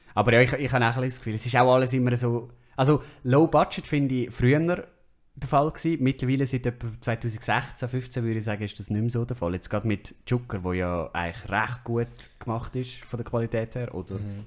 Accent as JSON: {"language": "German", "country": "Switzerland"}